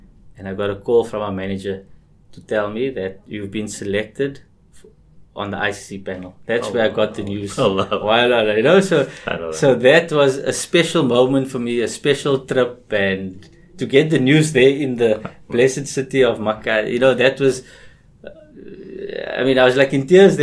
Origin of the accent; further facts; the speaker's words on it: Cape Town, Western Cape, South Africa; growing up in Cape Town